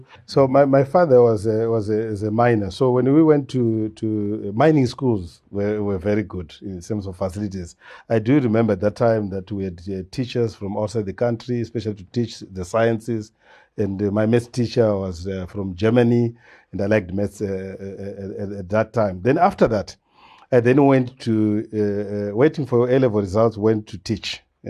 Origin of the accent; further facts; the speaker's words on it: Chivi, Masvingo, Zimbabwe; also born or lived in Matabeleland; So I was born in Chivi, that's Masingo. Grew up there, stayed there for a very long time.